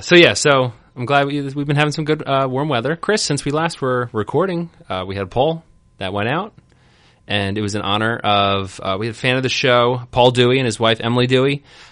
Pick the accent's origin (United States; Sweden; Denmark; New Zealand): New Zealand; But I am actually from New Zealand.